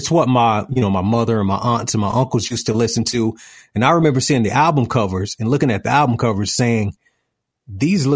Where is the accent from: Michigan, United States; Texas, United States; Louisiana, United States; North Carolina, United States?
North Carolina, United States; Greenville; moved away as an adult; also born or lived in Charlotte, North Carolina; I grew up in Greenville, North Carolina, which is a small town.